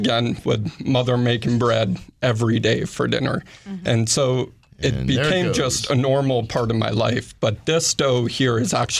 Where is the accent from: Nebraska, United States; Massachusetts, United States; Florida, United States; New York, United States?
New York, United States; born there; also born or lived in Carrollton, Georgia; So I was born in New York, but I got my start in the industry in a tiny town called Carrollton, Georgia.